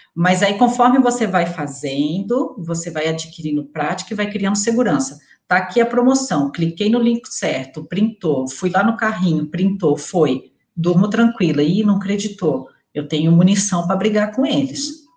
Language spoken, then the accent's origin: Portuguese; Resende, Rio de Janeiro, Brazil; Eu vim da roça, sabe? Eu nasci em Resende, interior do Rio de Janeiro, sabe? Eu era aquelas lá, meu pai criava boi e tal, eu sou da roça mesmo